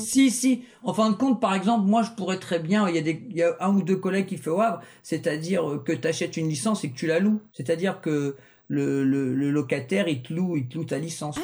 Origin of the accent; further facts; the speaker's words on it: Rouen, Normandy, France; now in Le Havre, France; À la base, je suis natif de Rouen, mais ça fait 17 ans que je suis au Havre